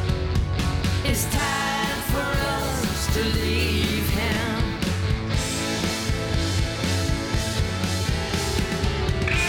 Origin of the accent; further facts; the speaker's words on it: Utah, United States; now in Denver, United States; I'm originally from Utah